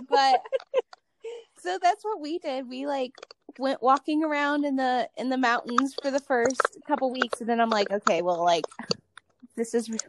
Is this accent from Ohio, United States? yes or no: yes; Cleveland, Ohio, United States; moved away; Yeah, I'm originally from Cleveland. So though I live out here and I love the desert